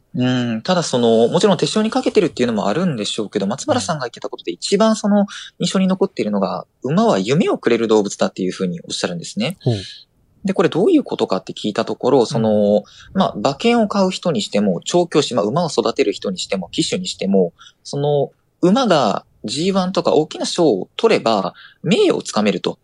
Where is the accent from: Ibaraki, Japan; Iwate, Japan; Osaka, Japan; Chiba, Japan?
Osaka, Japan; 私は大阪府の出身